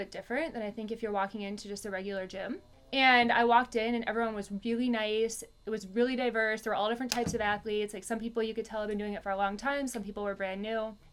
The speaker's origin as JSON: {"language": "English", "region": "Virginia", "country": "United States", "tie": "born or raised there", "also_born_or_lived": "Nebraska / Minnesota / New York", "moved": "yes", "said": "I was born in Nebraska. When I was two, I grew up, moved to Virginia, lived in Virginia, and then I moved to Minnesota, and then New York, then Minnesota"}